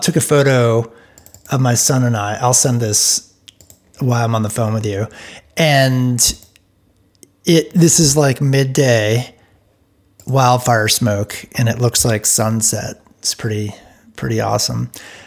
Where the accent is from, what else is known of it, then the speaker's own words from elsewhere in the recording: East Coast, United States; now in Bend, United States; I grew up on the East Coast